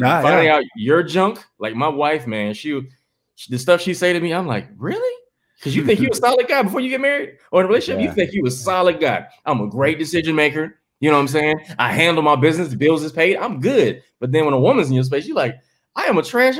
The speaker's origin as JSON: {"language": "English", "region": "the South", "country": "United States", "moved": "yes", "lives_now": "Los Angeles, United States", "said": "I'm from the South"}